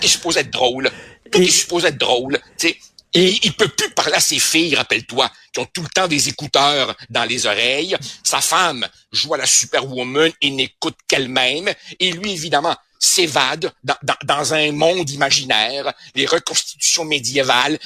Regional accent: Quebec, Canada; also born or lived in Montreal

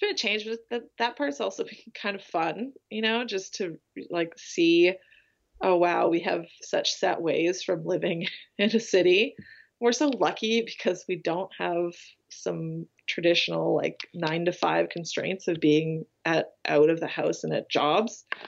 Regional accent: Vancouver, British Columbia, Canada; moved away as an adult; also born or lived in Isle of Man; I grew up in Vancouver

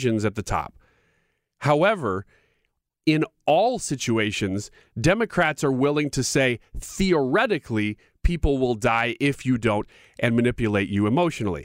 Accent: United States; as an American

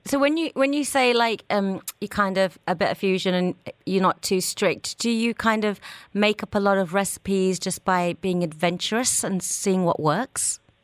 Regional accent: Birmingham, West Midlands, United Kingdom; moved away as an adult; now in Dubai, United Arab Emirates; my hometown in Birmingham

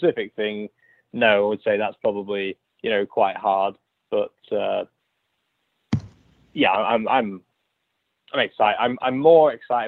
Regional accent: Lincoln, East Midlands, United Kingdom; moved away; my hometown

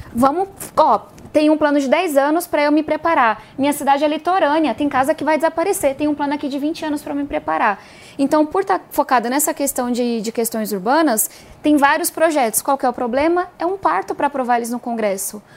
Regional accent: São Paulo, Brazil; Eu sou de São Paulo e muito orgulhosa, né, da nossa terra

